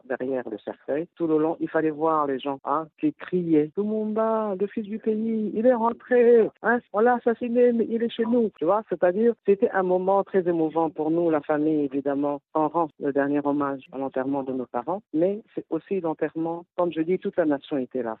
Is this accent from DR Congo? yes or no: yes; DR Congo; on veut être unis en tant que Congolais